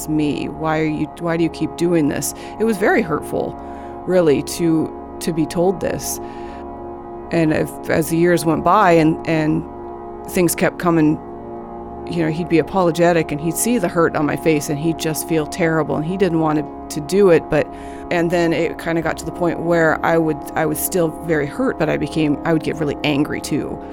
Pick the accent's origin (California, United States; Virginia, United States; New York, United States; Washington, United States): Washington, United States; Arlington; I grew up in Arlington, Washington, north of Seattle.